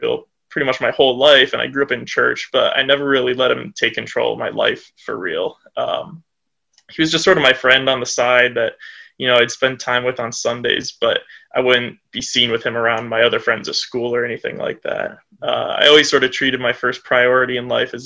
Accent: Brunswick, Ohio, United States; I'm from Brunswick, Ohio. It's a suburb of Cleveland, about half an hour south. So yeah, Northeast Ohio all the way

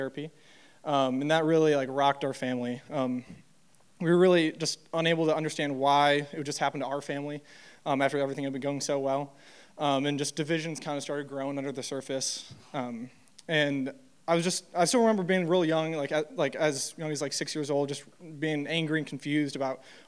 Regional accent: Troy, Michigan, United States; I grew up in Troy, Michigan

